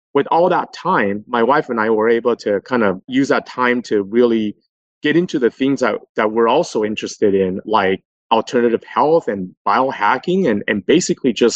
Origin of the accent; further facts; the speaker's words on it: Los Angeles, California, United States; also born or lived in New York City; I came back home to my hometown and worked for a fairly large investment management company, a fund manager in Los Angeles for another 7 years